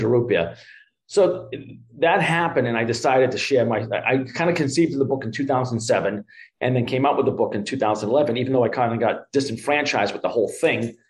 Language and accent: English; Everett, Massachusetts, United States; accent: Boston; I'm from Everett, Mass, right outside of Charlestown